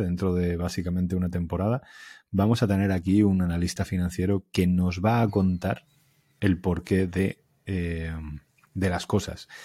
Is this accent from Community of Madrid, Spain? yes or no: no; Alicante, Valencian Community, Spain; moved away as an adult; also born or lived in Elche; now in Barcelona, Spain; yo soy alicantino